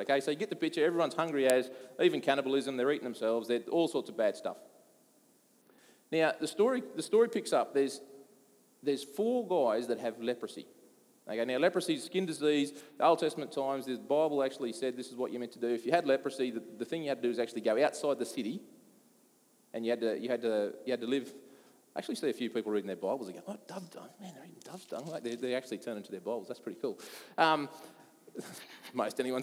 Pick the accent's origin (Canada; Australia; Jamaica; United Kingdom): Australia; I come from Australia